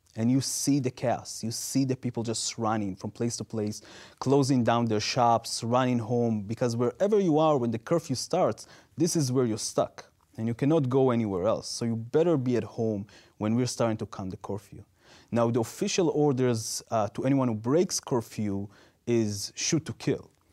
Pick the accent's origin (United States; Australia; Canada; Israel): Israel; English is a second language; moved away; growing up in Israel